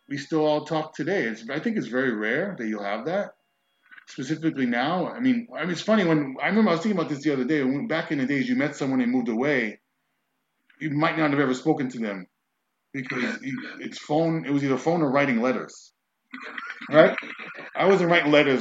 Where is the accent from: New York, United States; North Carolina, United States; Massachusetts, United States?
New York, United States; Brentwood; growing up how, like, Brentwood got to such this bad rap